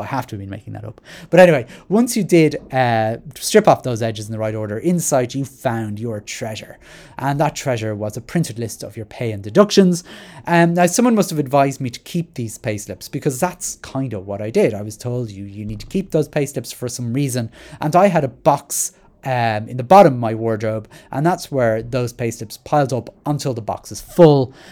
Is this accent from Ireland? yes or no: yes; Dublin, Leinster, Ireland; I'm from Rat Mines, I still rented a flat in Rat Mines.